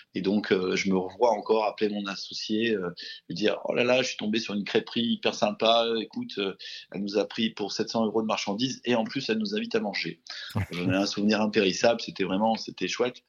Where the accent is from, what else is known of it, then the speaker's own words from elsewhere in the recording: Aix-en-Provence, Provence-Alpes-Côte d'Azur, France; on est natif d'Aix-en-Provence